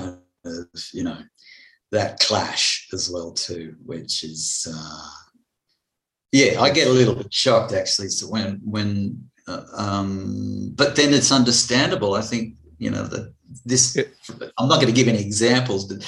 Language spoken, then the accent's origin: English; Blue Mountains, New South Wales, Australia; also born or lived in France; I was brought up mainly in the Blue Mountains. We had a stint in France for 4 years because my father was in the Air Force.